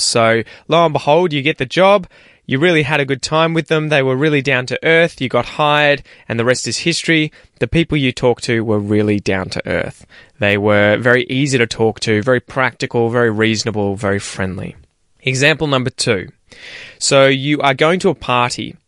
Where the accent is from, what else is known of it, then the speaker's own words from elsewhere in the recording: Australia; accent: general Australian; I have a general Australian accent